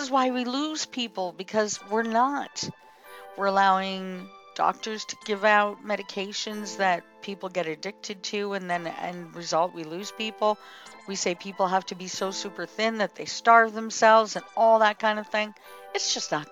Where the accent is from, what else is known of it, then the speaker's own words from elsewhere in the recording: Canada; I'm Canadian.